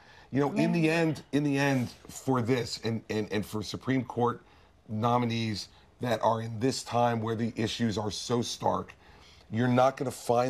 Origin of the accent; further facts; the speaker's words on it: New Jersey, United States; maybe it's because I'm from New Jersey